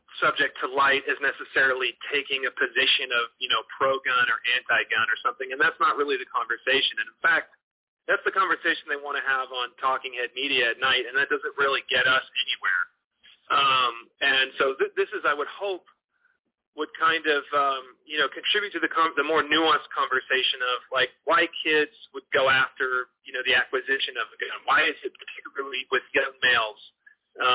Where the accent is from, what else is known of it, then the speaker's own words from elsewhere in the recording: Northern California, Memphis and Nashville, Tennessee, United States; moved away as an adult; also born or lived in New York City; now in Los Angeles, United States; I'm from California originally, Northern California, but my family moved to the Mid-South when I was to Tennessee specifically when I was 13. And I lived in New York City, and I live in L.A. now. So I've lived in kind of a few different regions, but I primarily grew up in Memphis and Nashville